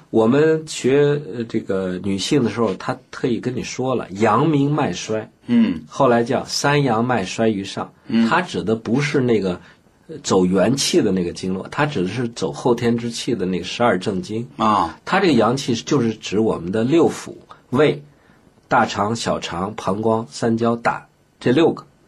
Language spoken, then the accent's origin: Chinese; Beijing, China; 我们北京人说话